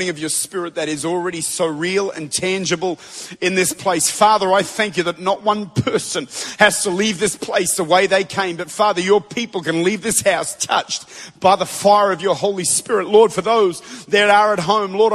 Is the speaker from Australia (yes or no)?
yes; Australia; I'm from Australia